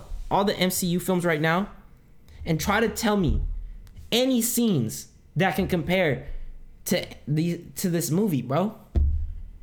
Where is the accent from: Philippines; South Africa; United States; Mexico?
Philippines; first language Tagalog; English is a second language; I'm Filipino, and to hear my native language, my native tongue